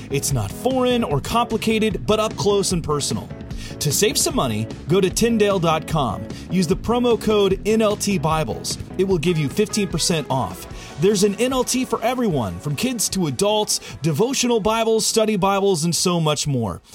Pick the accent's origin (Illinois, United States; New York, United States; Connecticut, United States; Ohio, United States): Illinois, United States; moved away; My mm hometown is the oldest and largest settlement of Amish in Illinois.